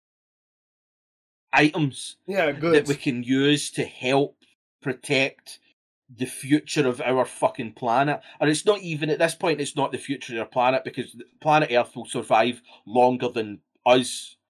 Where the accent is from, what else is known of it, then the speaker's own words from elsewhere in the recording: Scotland, United Kingdom; I'm Scottish